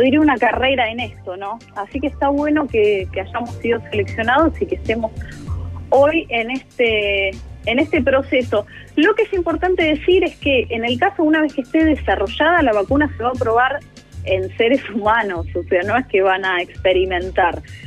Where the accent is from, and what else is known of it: Argentina